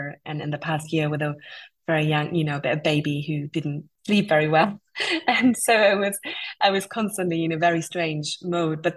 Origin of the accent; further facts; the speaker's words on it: India; growing up in India